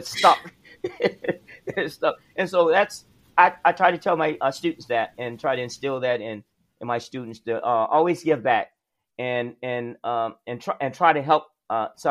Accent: South Alabama, United States; I grew up in the South, in South Alabama

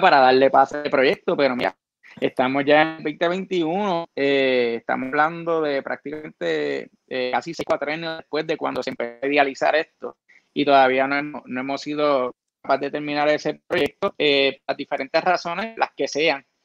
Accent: Florida, Puerto Rico

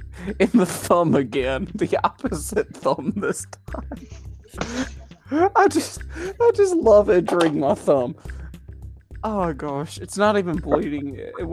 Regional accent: United States; accent: redneck

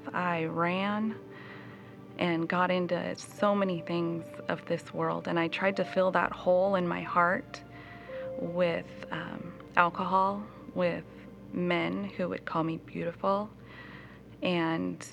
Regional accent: Chinook, Montana, United States; I was raised in Chinook, Montana. My parents, we moved there when I was about 5 years old.

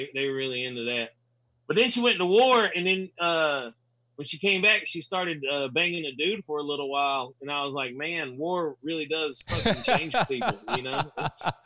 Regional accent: the South, United States; I grew up in the South

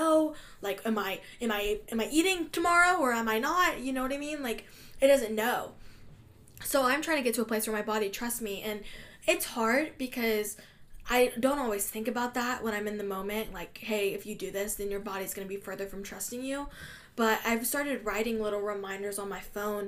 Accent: Russia; I'm from Russia

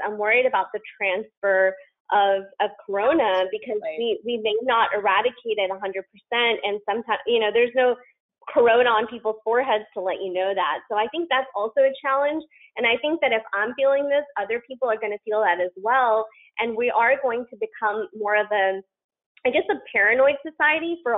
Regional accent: the South, United States; I'm from the South

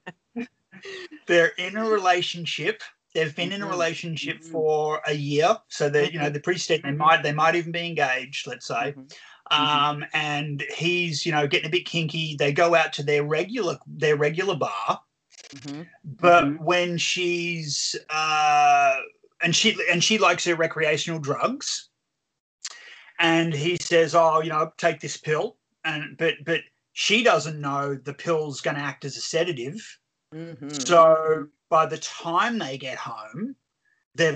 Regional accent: Australia; I'm from Australia

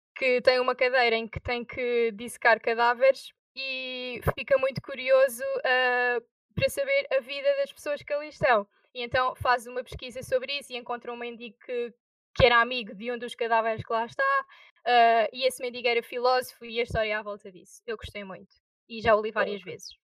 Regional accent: Azinhaga, Santarém District, Portugal; Tenho 18 anos e sou da Azinhaga

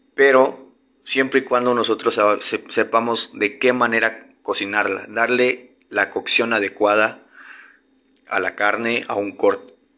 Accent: Tabasco, Mexico; en Tabasco, de donde yo soy originario

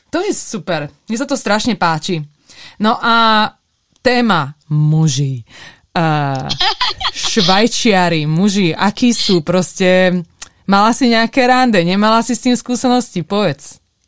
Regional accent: Slovakia; also born or lived in England; now in United States; ja som zo Slovenska

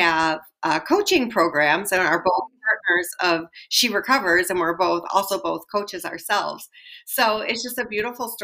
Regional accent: Wisconsin, United States; I was born and raised in Wisconsin

